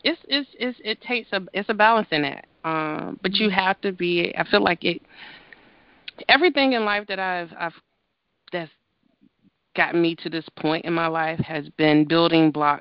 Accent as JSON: {"language": "English", "town": "Greensboro", "region": "North Carolina", "country": "United States", "tie": "born or raised there", "also_born_or_lived": "Boston", "moved": "yes", "lives_now": "Maryland, United States", "said": "my hometown of Greensboro, North Carolina"}